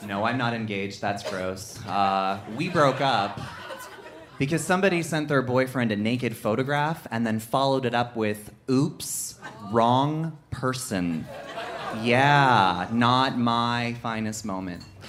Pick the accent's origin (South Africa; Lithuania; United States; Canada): Canada; Ottawa, Ontario; now in Toronto, Canada; I moved to Toronto, I'm originally from Ottawa